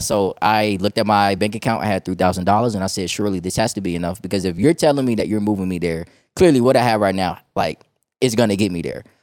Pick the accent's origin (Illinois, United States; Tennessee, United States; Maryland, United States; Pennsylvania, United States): Illinois, United States; Chicago; moved away as an adult; also born or lived in Georgia; now in Texas, United States; I'm from Chicago, Illinois, right? I lived there for most of my life